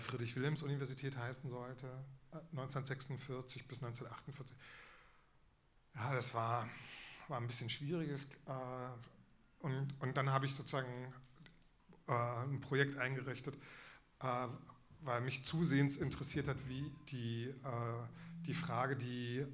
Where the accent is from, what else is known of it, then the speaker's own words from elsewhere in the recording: Berlin, Germany; ich bin in Ostberlin geboren